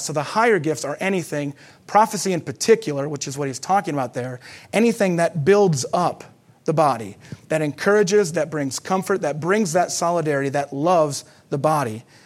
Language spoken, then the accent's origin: English; United States; as Americans